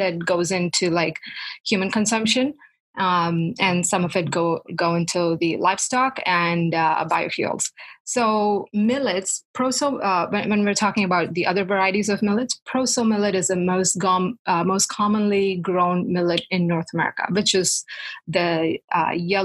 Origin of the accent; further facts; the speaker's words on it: South India, India; moved away as an adult; also born or lived in Manitoba, Canada; now in Toronto, Canada; where I grew up in South India